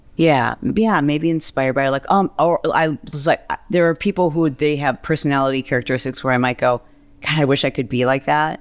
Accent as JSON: {"language": "English", "town": "Fowlerville", "region": "Michigan", "country": "United States", "tie": "born or raised there", "also_born_or_lived": "Detroit, Michigan", "said": "I was born in Detroit. We lived there for I don't know, like four years or something. And so when we were really young, we moved to a small country town called Fowlerville, Michigan"}